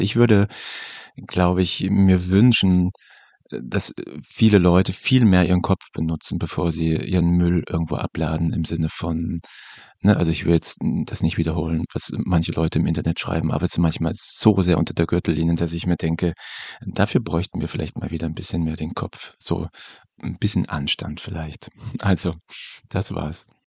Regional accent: Germany; wir als äh, Deutsche

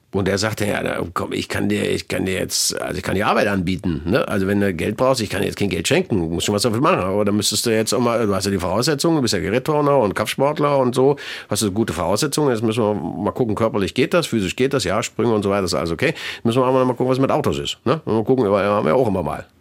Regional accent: Leipzig, Saxony, Germany; zum einen ist es meine Heimatstadt, ich bin hier geboren, ich kenne hier jede Ecke

